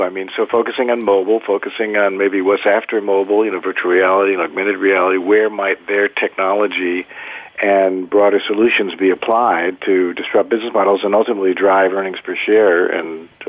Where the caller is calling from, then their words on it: Wilton, Connecticut, United States; I'm calling from my home office in the Woodburbs of Wilton, Connecticut, about an hour, not too far from Bryan, actually kind of up in northeast suburbs, if you will.